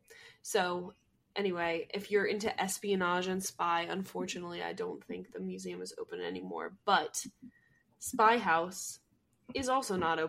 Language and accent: English; New Jersey, United States; accent: Jersey; moved away; To my home state. We're back in Jersey.